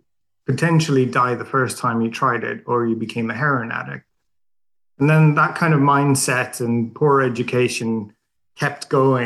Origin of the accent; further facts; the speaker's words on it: Sweden; English is a second language; So I think it's a bit of a funny story because I'm Swedish. I grew up in Sweden